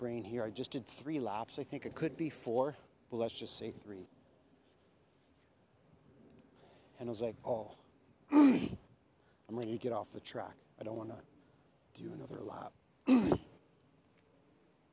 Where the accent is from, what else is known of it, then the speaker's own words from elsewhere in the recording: Canada; I'm Métis Indian, Canadian